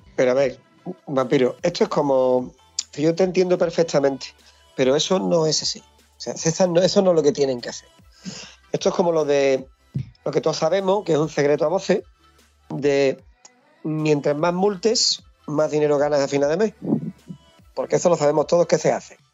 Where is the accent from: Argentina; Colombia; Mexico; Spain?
Spain; Hinojos, Andalusia; La carretera que va de Hinojos, mi pueblo, al monte, que la cojo todos los días